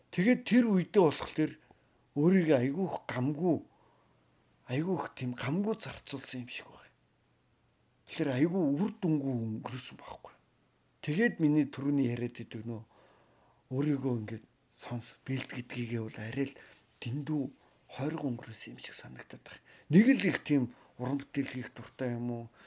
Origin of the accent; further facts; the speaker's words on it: Mongolia; би Ааз хүн, би Монгол хүн.